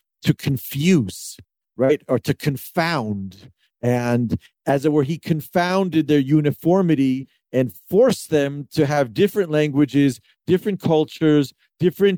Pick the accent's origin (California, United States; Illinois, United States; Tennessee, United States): Tennessee, United States; Memphis; moved away as an adult; now in Safed, Israel; I grew up in Memphis.